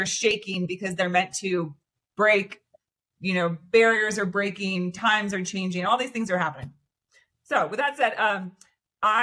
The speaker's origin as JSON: {"language": "English", "town": "Santa Cruz", "region": "California", "country": "United States", "said": "I'm originally from the Bay Area, from Santa Cruz, California. So kind of like a beach mountain area"}